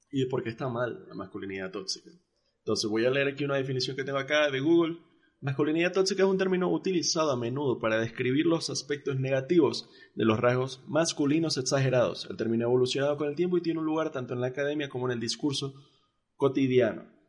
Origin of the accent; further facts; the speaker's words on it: Mexico; born there; Creo que nací en México.